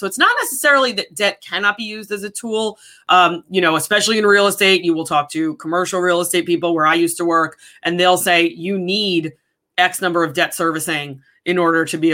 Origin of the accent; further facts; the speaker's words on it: New York, United States; moved away; also born or lived in San Diego / Connecticut; I grew up in New York. I spent the majority of my life in New York, right outside of New York City